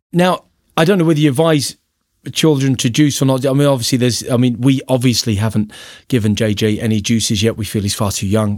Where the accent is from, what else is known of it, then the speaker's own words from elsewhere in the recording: London, United Kingdom; accent: Cockney; moved away; I'm from Peckham, South East London